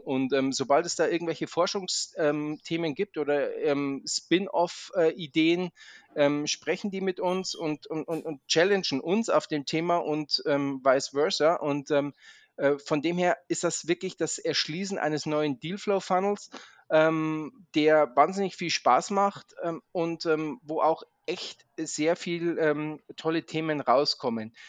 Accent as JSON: {"language": "German", "town": "Munich", "region": "Bavaria", "country": "Germany", "also_born_or_lived": "Maastricht / Zurich", "lives_now": "Munich, Germany", "said": "ich komme ursprünglich aus München"}